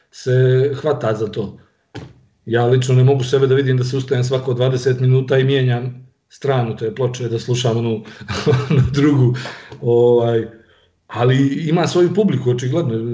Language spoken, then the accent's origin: Croatian; Montenegro; iako smo generacijski tu, eh, malo je rock'n'roll kasnije u Crnoj Gori